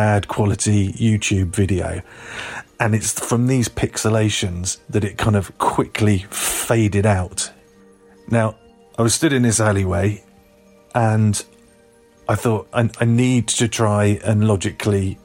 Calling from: Glastonbury, South West England, United Kingdom; I'm calling from Glastonbury in southwest England

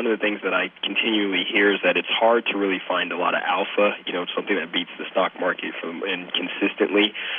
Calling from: Las Vegas, Nevada, United States; I'm calling from Las Vegas, Nevada. You know, I'm kind of a younger investor.

